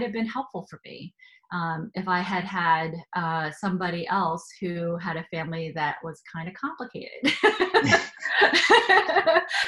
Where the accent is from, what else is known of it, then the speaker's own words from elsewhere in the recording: about 45 minutes north of New York City, United States; also born or lived in South Korea; And I grew up about 45 minutes north of New York City